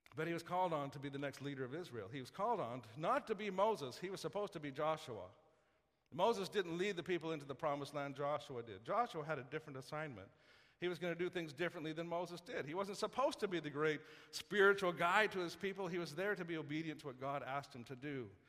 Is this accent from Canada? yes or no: yes; Saskatoon, Saskatchewan, Canada; I grew up in Saskatoon